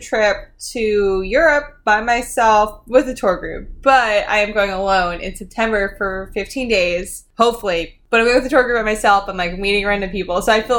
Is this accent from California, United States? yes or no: no; Long Island, New York, United States; also born or lived in Mississippi; now in New York City, United States; I went to school in Mississippi and I grew up on Long Island and I'm living in the city now